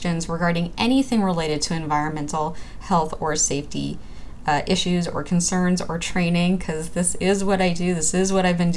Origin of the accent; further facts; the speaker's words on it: New York City, New York, United States; growing up in Brooklyn, New York